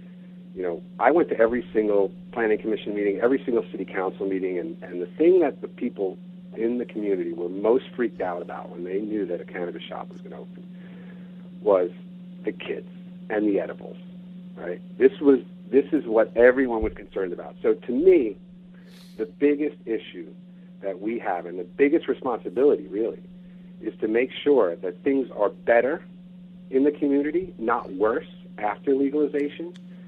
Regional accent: New York, United States; moved away as an adult; now in Bainbridge Island, United States; being a New Yorker

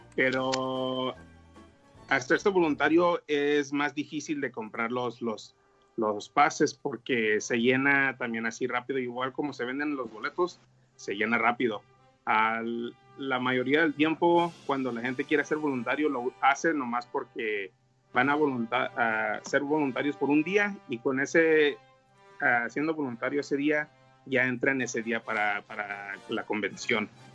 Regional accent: San Diego, California, United States; soy aquí de San Diego

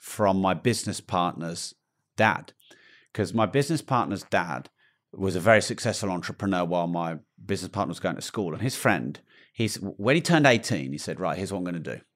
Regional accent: United Kingdom; I'm British

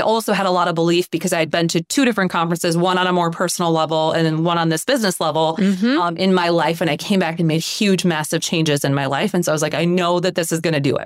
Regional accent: Cashton, Wisconsin, United States; also born or lived in Mississippi; So we grew up in Cashton.

